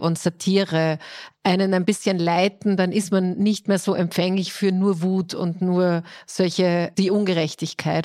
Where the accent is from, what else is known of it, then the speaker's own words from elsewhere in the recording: Styria, Austria; now in Vienna, Austria; ich bin als Steirerin nach Wien gekommen